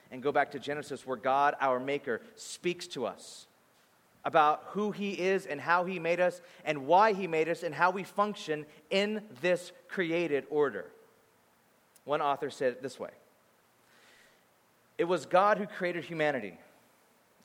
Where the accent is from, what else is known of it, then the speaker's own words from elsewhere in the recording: Bakersfield, California, United States; moved away; I grew up in Bakersfield, California. So I grew up there and I thought life was like that until I moved